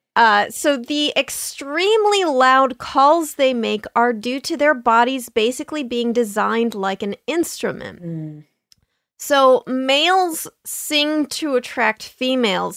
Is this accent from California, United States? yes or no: yes; San Diego, California, United States; I grew up in San Diego